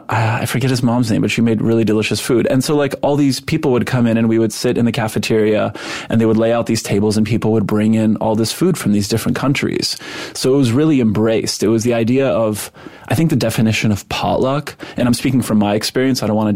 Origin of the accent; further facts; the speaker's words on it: Montreal, Quebec, Canada; first language Polish; English is a second language; also born or lived in West Virginia; now in New York, United States; I was raised in Montreal, which is a very sort of multi-ethnic, multicultural city, not unlike New York.